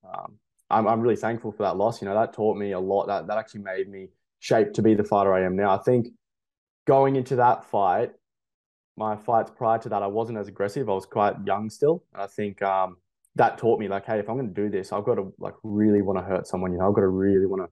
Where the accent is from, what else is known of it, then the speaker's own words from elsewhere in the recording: Toowoomba, Queensland, Australia; moved away as an adult; also born or lived in Gold Coast; now in Brisbane, Australia; I grew up in Toowoomba